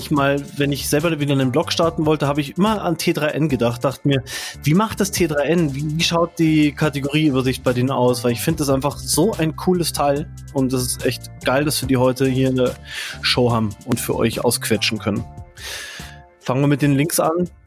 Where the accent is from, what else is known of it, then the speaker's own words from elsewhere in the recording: Munich, Bavaria, Germany; Ich {S0} bin hier als Münchner ein bisschen der Underdog heute.